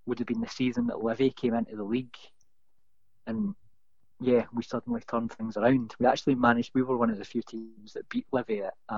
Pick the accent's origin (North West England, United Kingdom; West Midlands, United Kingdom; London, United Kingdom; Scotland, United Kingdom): Scotland, United Kingdom; Bathgate; I am from Bathgate originally, not Coatbridge.